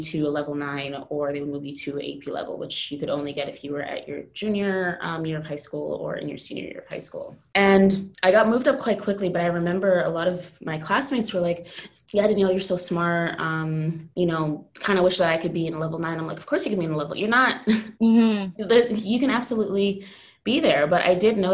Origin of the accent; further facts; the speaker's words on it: Jamaican heritage, New York, United States; moved away as an adult; I'm Jamaican, grew up in largely American Black community